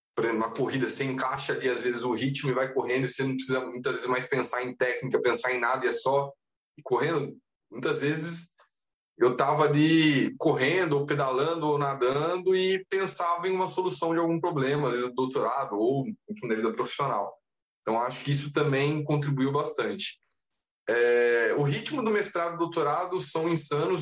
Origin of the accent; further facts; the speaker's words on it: Taubaté, São Paulo, Brazil; moved away as an adult; also born or lived in Rio de Janeiro; não nasci em Taubaté, mas fui criado até os 18 anos. Eu morei em Taubaté, no interior de São Paulo